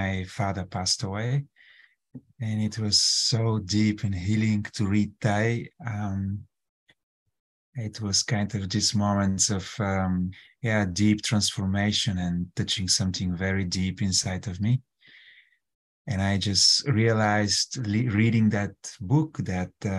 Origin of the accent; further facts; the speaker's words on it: Bulgaria; moved away; I come from Bulgaria